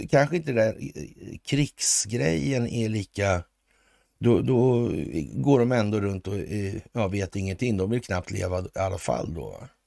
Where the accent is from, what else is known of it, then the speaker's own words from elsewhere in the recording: Sweden; som svensk.